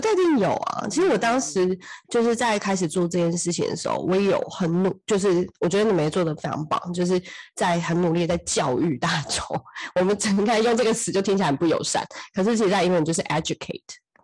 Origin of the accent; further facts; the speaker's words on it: Taiwan; moved away as an adult; also born or lived in United States; 其实我又不是在美国长大的，我明明就是所有的人生大部分都还是在台湾